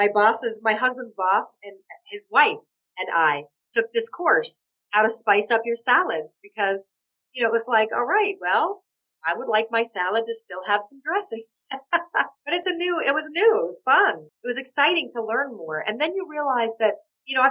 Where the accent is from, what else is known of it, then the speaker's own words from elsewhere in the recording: Atlanta, Georgia, United States; moved away as an adult; now in Malta; oh, Atlanta, Georgia